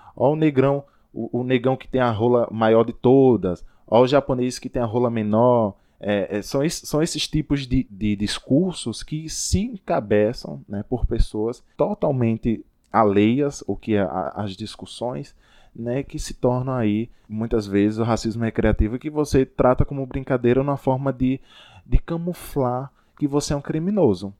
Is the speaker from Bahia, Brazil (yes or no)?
yes; Rodelas, Bahia, Brazil; lá na minha cidade, Rodelas